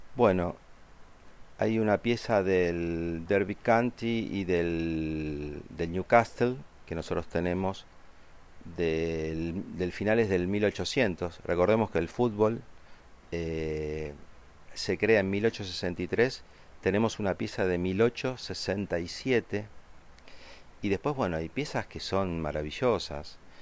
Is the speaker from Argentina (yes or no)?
yes; Argentina; los argentinos amamos tanto, tanto incondicionalmente a Diego Maradona